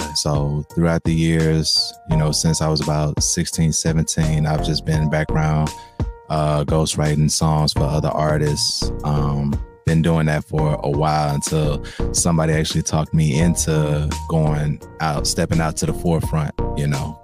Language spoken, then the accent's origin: English; Memphis, Tennessee, United States; me coming from Memphis